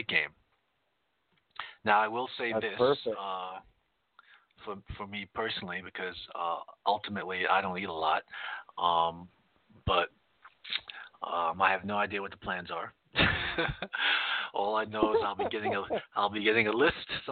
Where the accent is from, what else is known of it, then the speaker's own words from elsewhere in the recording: East Coast, United States; moved away; growing up on the East Coast, you know, being on Eastern Standard Time